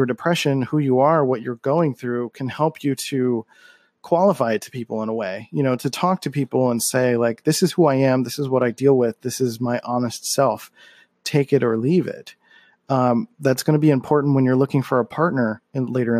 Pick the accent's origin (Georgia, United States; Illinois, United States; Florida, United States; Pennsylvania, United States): Pennsylvania, United States; Philadelphia; moved away as an adult; I grew up in Philadelphia